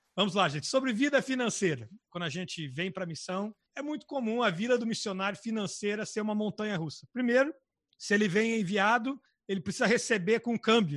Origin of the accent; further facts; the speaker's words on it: Brazil; moved away as an adult; now in Portugal